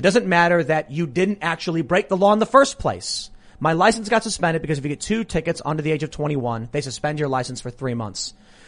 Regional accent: Chicago, Illinois, United States; These are really old stories from back when I was growing up in Chicago.

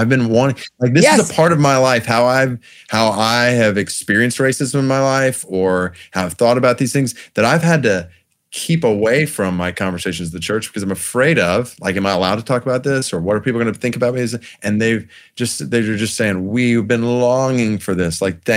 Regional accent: Stone Mountain, Georgia, United States; I grew up in Stone Mountain, Georgia. That was my hometown

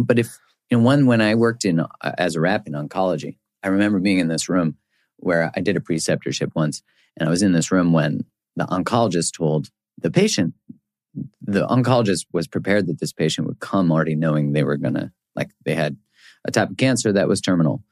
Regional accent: Canada; I'm from Canada

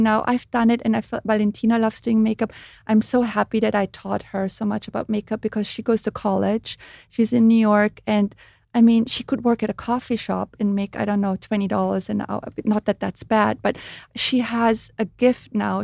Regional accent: Austria; English is a second language; moved away as an adult; now in United States; I grew up in Europe and I grew up with body oil

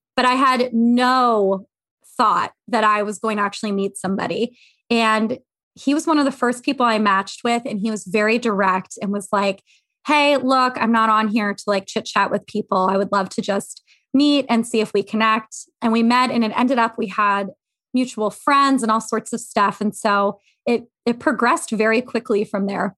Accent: Havre de Grace, Maryland, United States; now in Philadelphia suburbs, United States; I am from Havre Grace, Maryland, but I live in the suburbs of Philly now

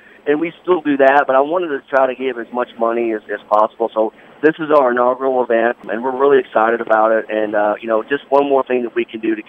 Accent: Providence, Kentucky, United States; You know, I grew up, to be honest, I grew up in Providence, Kentucky, which is about 3 hours

